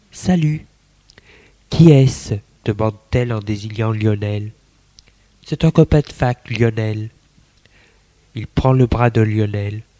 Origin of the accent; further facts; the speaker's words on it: Lyon, Auvergne-Rhône-Alpes, France; Moi, je suis lyonnaise. Je fais mon droit.